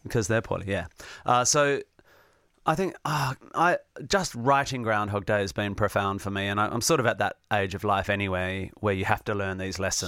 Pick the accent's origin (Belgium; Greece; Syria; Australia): Australia; Perth, Western Australia; also born or lived in Northampton, England; by the time I was one, I was back in Perth, West Australia.